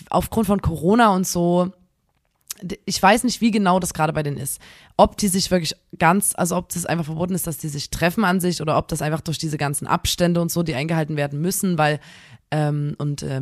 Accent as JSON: {"language": "German", "town": "Chemnitz", "region": "Saxony", "country": "Germany", "said": "bei uns in Chemnitz"}